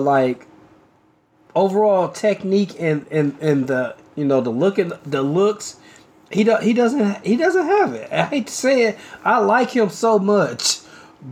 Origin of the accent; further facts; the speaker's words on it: United States; we're American